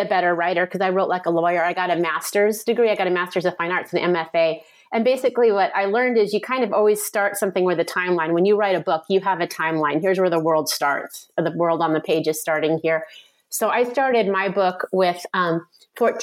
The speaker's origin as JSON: {"language": "English", "area": "San Francisco Bay Area", "region": "California", "country": "United States", "tie": "born or raised there", "said": "I grew up in the San Francisco Bay Area."}